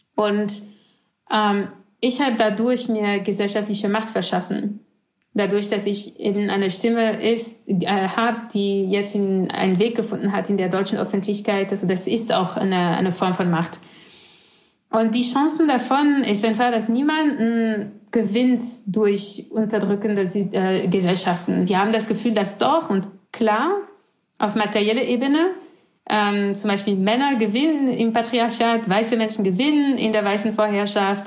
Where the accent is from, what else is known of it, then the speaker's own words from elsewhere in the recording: France; German is a second language; moved away; ich bin doch französisch, ich bin in Frankreich geboren, aufgewachsen